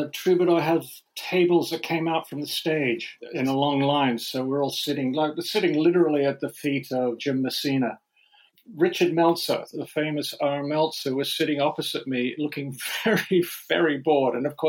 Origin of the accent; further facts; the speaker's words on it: Sydney, New South Wales, Australia; born there; I was born in Sydney, Australia.